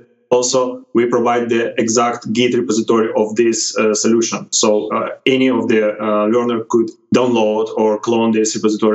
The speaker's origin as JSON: {"language": "English", "town": "Odesa", "region": "Odesa Oblast", "country": "Ukraine", "said": "I'm from Ukraine, Odessa"}